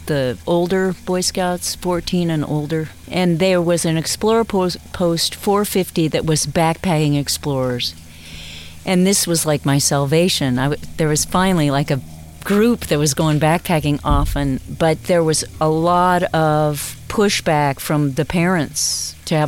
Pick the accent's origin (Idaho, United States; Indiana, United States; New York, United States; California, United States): California, United States; Buena Park; I grew up in a place called Suburbia Heights in Buena Park, California